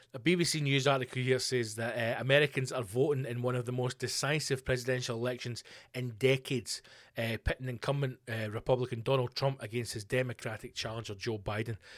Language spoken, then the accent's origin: English; Scotland, United Kingdom; I'm obviously a Scottish person